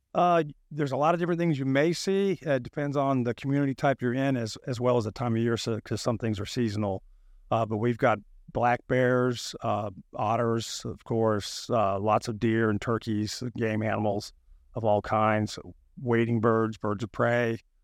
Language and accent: English; North Alabama, United States; moved away as an adult; also born or lived in Auburn, Alabama; now in Florida, United States; I grew up in North Alabama, hunting and fishing and catching snakes and critters